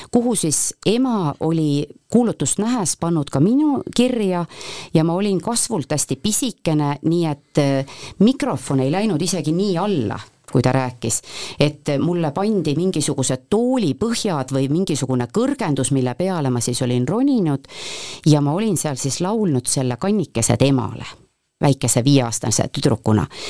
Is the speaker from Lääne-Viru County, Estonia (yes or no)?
no; Põltsamaa, Jõgeva County, Estonia; mina olen läbi ja lõhki Põltsamaa tüdruk ma olen, eh, olen sündinud Põltsamaal